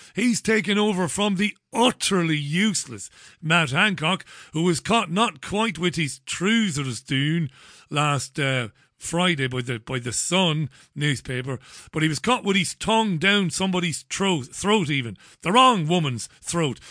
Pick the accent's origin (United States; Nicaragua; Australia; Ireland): Ireland; now in England, United Kingdom; I'm an Irishman